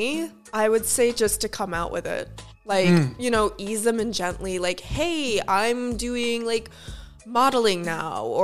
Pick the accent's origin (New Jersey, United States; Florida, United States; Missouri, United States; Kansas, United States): Florida, United States; I grew up in Florida and I understand the lifestyle there.